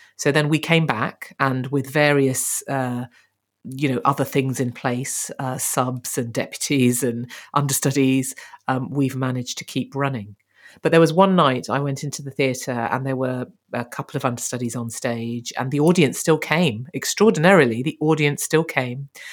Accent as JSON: {"language": "English", "town": "Birmingham", "region": "West Midlands", "country": "United Kingdom", "said": "we're both from Birmingham"}